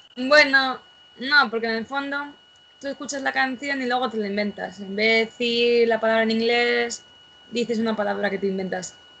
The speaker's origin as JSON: {"language": "Spanish", "country": "Spain"}